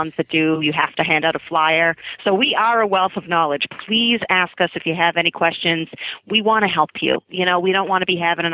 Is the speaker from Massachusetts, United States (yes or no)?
yes; Quincy, Massachusetts, United States; I'm from Quincy